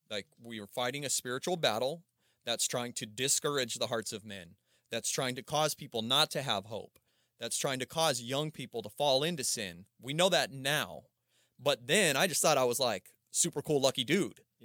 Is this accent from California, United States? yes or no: yes; Palmdale, California, United States; also born or lived in Aurora, Colorado; I started over in Palmdale, Lancaster